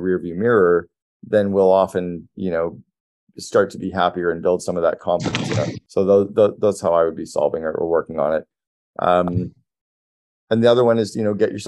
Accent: Sudbury, Ontario, Canada; moved away; also born or lived in Toronto; I grew up in Sudbury, so I know the market really well

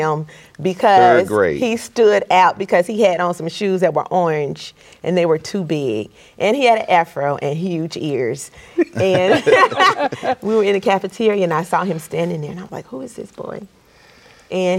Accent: Bassfield, Mississippi, United States; now in Hattiesburg, United States; I grew up in Bassfield, Mississippi, a very rural community

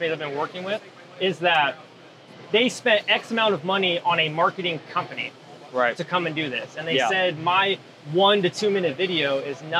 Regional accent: California, United States; Born and raised in California

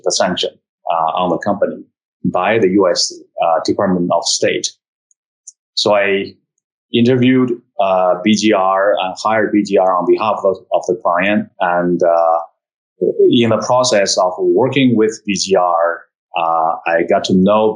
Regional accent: China; moved away as an adult; also born or lived in United States; now in Shanghai, China; I was born and raised in China, went to college, went to Peking University

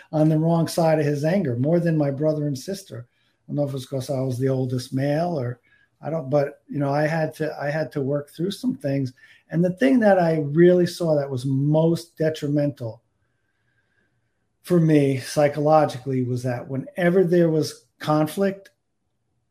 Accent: New Jersey, United States; I grew up in New Jersey

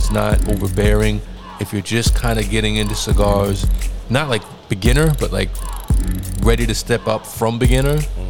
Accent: New York City, New York, United States; we're from the Bronx.

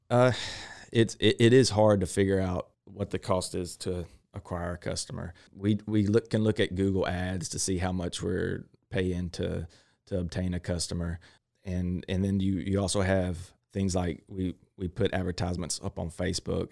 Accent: Crockett, Texas, United States; I grew up in Crockett, uh, Texas

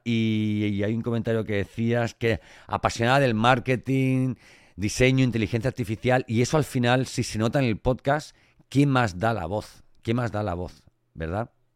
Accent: Elche, Valencian Community, Spain; yo soy de Elche del Cante. Y, los valencianos tenemos eso en la voz.

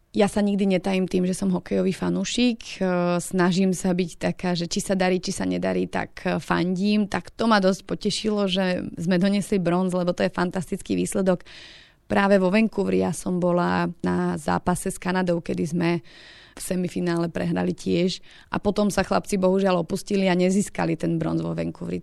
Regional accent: Slovakia; Ja ako každý Slovák

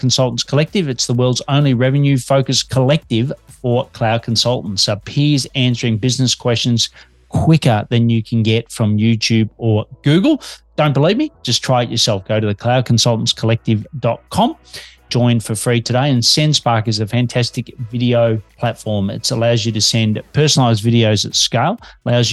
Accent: Australia; Detecting an accent, I'm an Aussie working globally from Melbourne, Australia

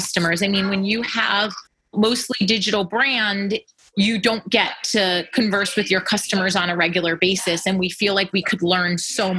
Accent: Flemington, New Jersey, United States; we grew up here and around Flemington

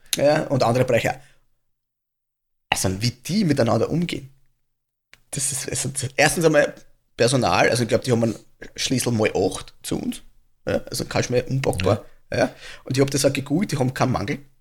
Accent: Austria; bei uns in Österreich

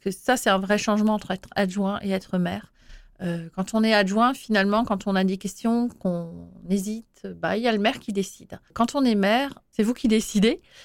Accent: Schiltigheim, Grand Est, France; Je suis née à Schiltigheim

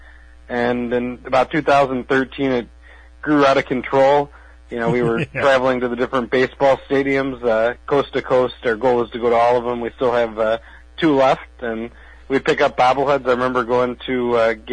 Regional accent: Rockford, Illinois, United States; now in Milwaukee, United States; I'm originally from Rockford, Illinois.

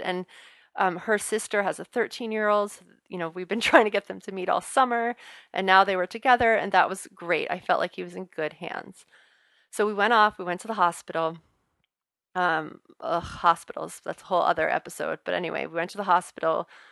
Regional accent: New Orleans, Louisiana, United States; accent: Southern drawl; now in Boston, United States; I'm originally from New Orleans

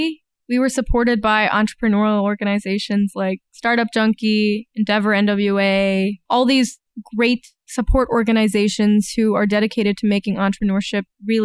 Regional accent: Atlanta, Georgia, United States; moved away as an adult; now in Northwest Arkansas, United States; I grew up in Atlanta

